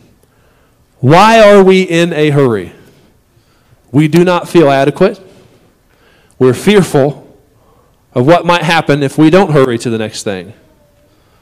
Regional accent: United States; we as an American society

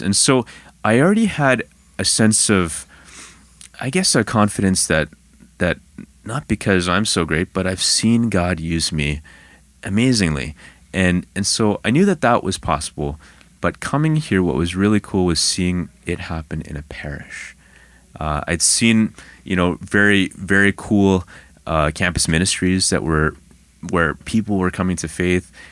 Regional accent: Ottawa, Ontario, Canada; I'm actually from Ottawa

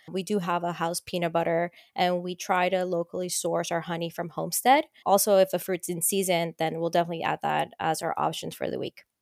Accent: Colombia; now in Miami, United States; when I was growing up in Colombia

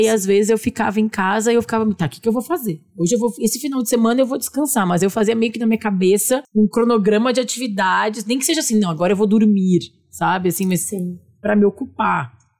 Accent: Porto Alegre, Rio Grande do Sul, Brazil; Gaúcha de Porto Alegre.

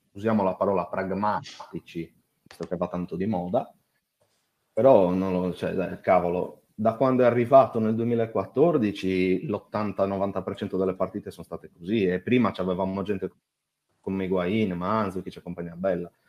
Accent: Nuoro, Sardinia, Italy; now in Cagliari, Italy; ma sono di Nuoro.

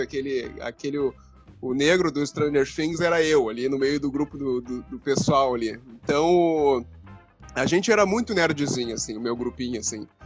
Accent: Rio Grande, Rio Grande do Sul, Brazil; Eu nasci em Rio Grande, aqui que é Rio Grande do Sul

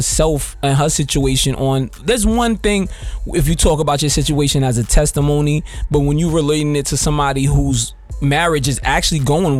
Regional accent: New York, United States; I'm from New York.

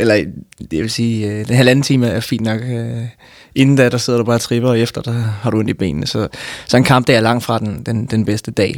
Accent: Frederiksberg, Capital Region of Denmark, Denmark; jeg er vokset op... Øh, jeg går nok fra Frederiksberg, men... men øh, så kan man så diskutere, hvad, hvad Frederiksberg er, men, men, men jeg ser mig, hvis jeg, nogen spørger mig, så ser jeg hellere Københavner

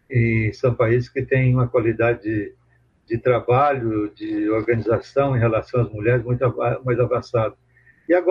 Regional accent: Brazil; born or raised there; moved away; also born or lived in Chile / Mexico / Belgium / France

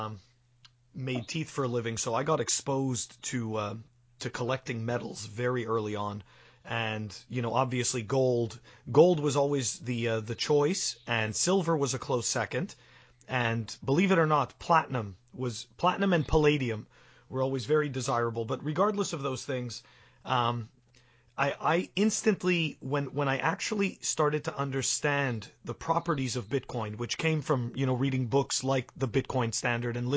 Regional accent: Canada; now in United States; I'm a Canadian citizen living in the U.S.

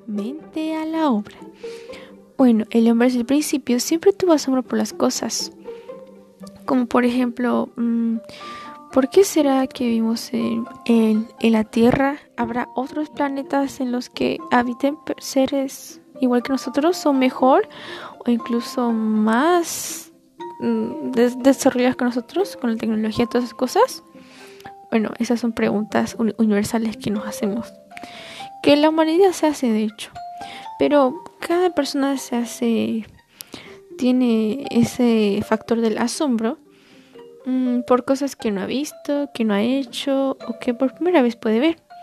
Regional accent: Bolivia; tengo 15 años y soy de Bolivia

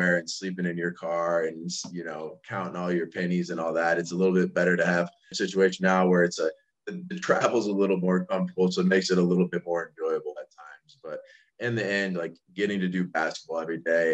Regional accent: Bryan, Ohio, United States; moved away; my hometown in Tiny Bryan, Ohio.

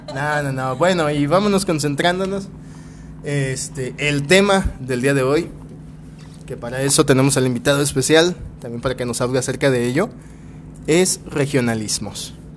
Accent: Guadalajara, Jalisco, Mexico; soy originario de aquí

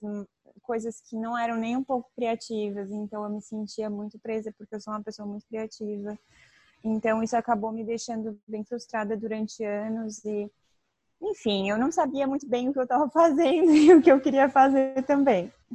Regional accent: Tubarão, Santa Catarina, Brazil; moved away; eu tenho 29 anos e eu sou de Tubarão, Santa Catarina.

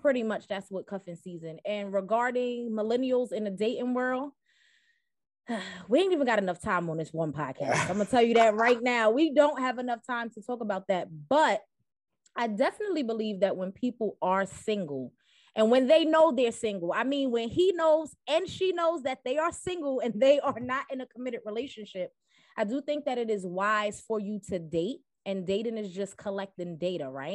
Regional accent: New York City, New York, United States; accent: East Coast; I am from Brooklyn, New York, Bed-Stuy to be specific

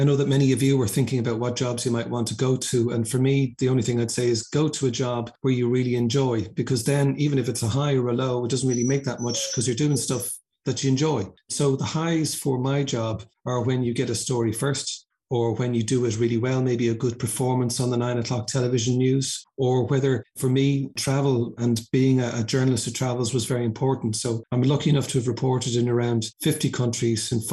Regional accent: Dublin, Leinster, Ireland; I come from Dublin.

